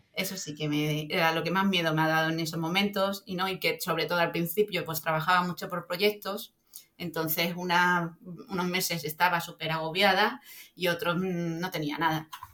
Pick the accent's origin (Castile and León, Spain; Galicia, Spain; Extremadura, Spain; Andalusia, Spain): Extremadura, Spain; Soy extremeña de pura cepa.